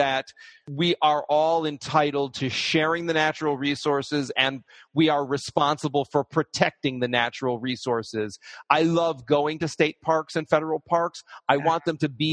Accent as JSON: {"language": "English", "town": "Detroit", "region": "Michigan", "country": "United States", "tie": "born or raised there", "moved": "yes", "lives_now": "New York, United States", "said": "I grew up in Detroit"}